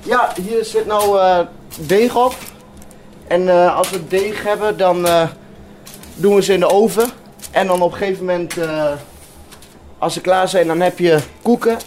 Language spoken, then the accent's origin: Dutch; Wierden, Overijssel, Netherlands; also born or lived in Bathmen / Almelo; Ik, eh, ik ben in Badme geboren en dat was toen ik een jaar, twee jaar, toen ben ik daar weggegaan. En eh, toen zijn we verhuisd naar Wieren.